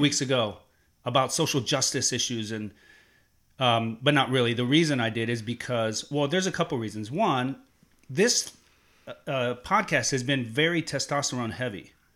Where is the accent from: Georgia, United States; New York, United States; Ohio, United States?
Ohio, United States; Columbus; I grew up in Columbus, Ohio